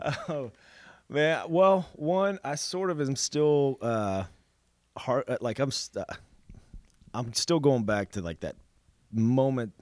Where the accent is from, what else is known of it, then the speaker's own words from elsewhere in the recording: Dallas, Texas, United States; I come from Dallas